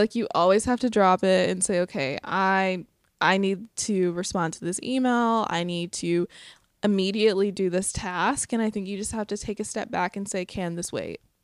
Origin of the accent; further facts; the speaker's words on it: Sylacauga, Alabama, United States; moved away; my hometown of Sylacauga